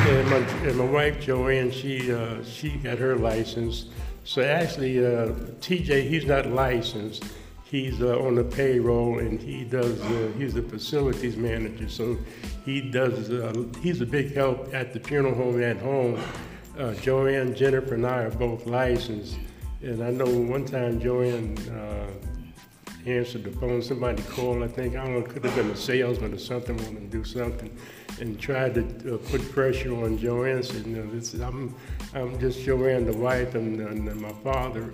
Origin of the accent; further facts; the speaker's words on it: White Plains, New York, United States; also born or lived in Tarrytown; I was born in St. Agnes Hospital in White Plains